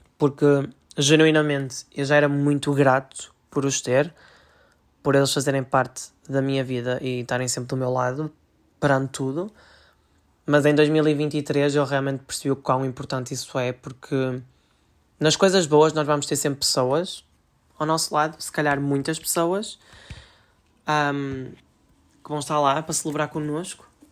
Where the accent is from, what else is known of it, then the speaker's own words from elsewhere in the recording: Portugal; eu também sou português